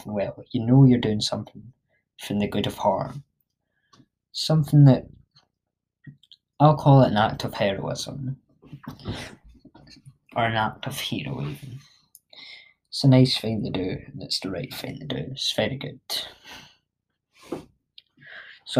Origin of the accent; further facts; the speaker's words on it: Scotland, United Kingdom; I'm Scottish